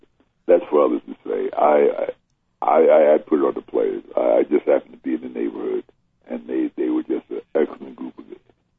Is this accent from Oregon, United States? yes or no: no; Newark, New Jersey, United States; I grew up in Newark, New Jersey.